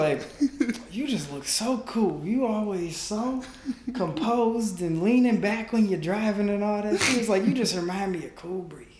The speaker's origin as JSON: {"language": "English", "town": "West Bloomfield", "region": "Michigan", "country": "United States", "tie": "born or raised there", "said": "I'm from West Bloomfield. Went to the same school from kindergarten through 12th grade. It's called Southfield Christian."}